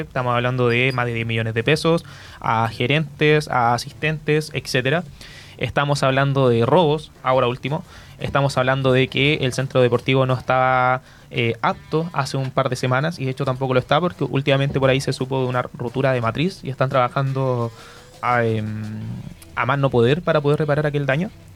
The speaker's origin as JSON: {"language": "Spanish", "country": "Chile", "said": "acá Chile"}